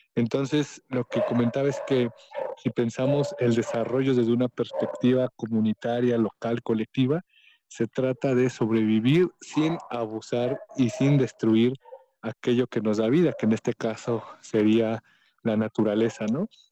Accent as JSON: {"language": "Spanish", "region": "Oaxaca", "country": "Mexico", "said": "como oaxaqueños"}